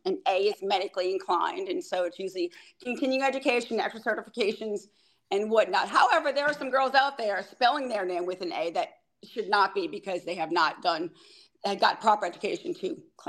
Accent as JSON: {"language": "English", "town": "New Orleans", "region": "Louisiana", "country": "United States", "tie": "born or raised there", "moved": "yes"}